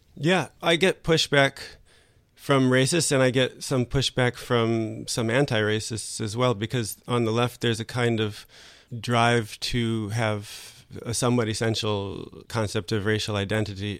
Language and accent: English; United States; moved away as an adult; now in France; as an American